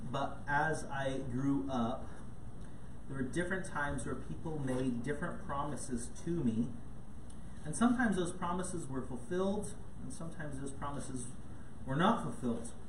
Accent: Ghana; most of you um, know that I grew up in Ghana, West Africa. And, and, growing up in Ghana, we had lots of cool pets

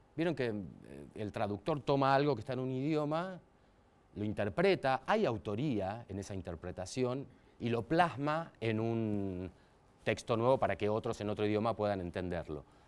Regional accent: Mar del Plata, Buenos Aires Province, Argentina; now in Buenos Aires, Argentina; soy de Mar del Plata

